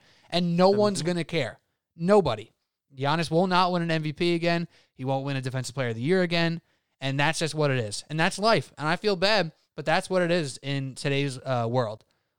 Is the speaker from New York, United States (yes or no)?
yes; New York, United States; when I'm growing up in New York, I'm a Knicks fan